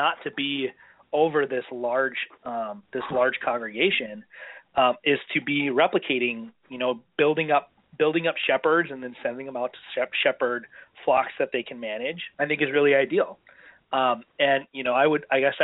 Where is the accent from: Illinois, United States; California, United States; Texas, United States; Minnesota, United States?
Minnesota, United States; Minneapolis; moved away; I was from Minneapolis